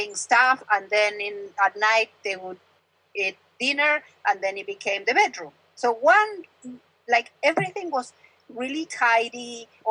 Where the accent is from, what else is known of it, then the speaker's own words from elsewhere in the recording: Argentina; English is a second language; moved away as an adult; from Argentina. I spent 29 years of my life in Argentina and the rest here, so I've been here for 22